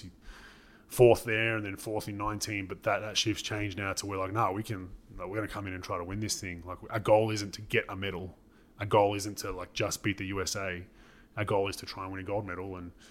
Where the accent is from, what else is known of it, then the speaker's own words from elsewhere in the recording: Melbourne, Victoria, Australia; my home city